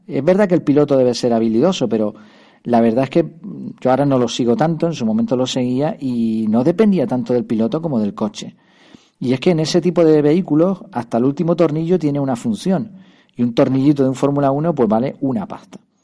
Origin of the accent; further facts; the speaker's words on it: Madrid, Community of Madrid, Spain; nací en Madrid